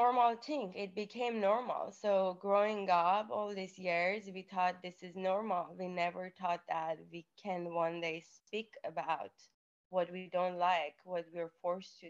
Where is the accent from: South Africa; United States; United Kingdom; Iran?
Iran; moved away; I was born in Iran. My family is Armenian